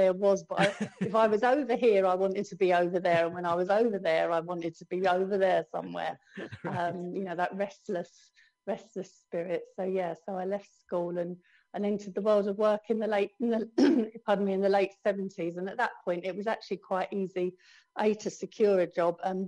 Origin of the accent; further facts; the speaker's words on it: London, United Kingdom; also born or lived in Holloway / Crouch End / Muswell Hill / Southgate; I'm a true born and bred Londoner. I was actually born in Holloway